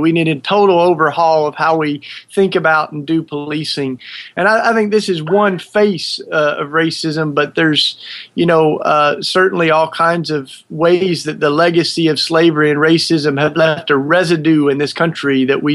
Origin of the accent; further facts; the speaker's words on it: Maryville, Tennessee, United States; accent: southern; moved away as an adult; When I grew up in East Tennessee